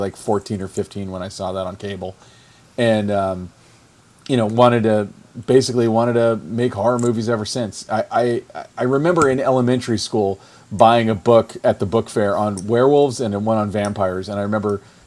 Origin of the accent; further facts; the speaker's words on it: Orlando, Florida, United States; I'm from Orlando, Florida